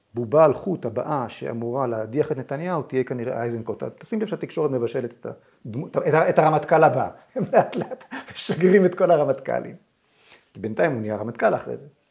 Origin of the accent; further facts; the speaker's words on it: Israel; אני כילד ב-67 ישבתי במקלט